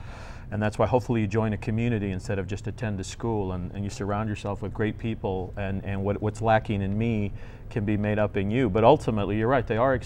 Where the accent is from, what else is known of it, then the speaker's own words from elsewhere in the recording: El Paso, Texas, United States; I came from El Paso